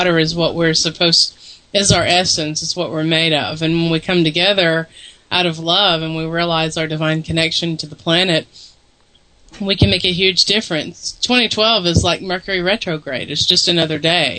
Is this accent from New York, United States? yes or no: no; Tennessee, United States; accent: southern influence; now in Missouri, United States; I'm originally from Tennessee